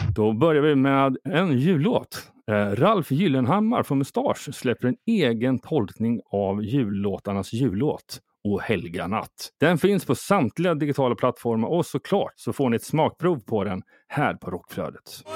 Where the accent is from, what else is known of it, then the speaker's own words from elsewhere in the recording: Sweden; now in Stockholm, Sweden; när jag kommer ner från Småland och bor i Stockholm